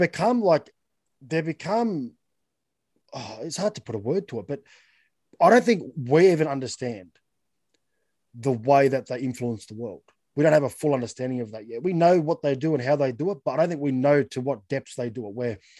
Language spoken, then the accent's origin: English; Australia; as just being Australian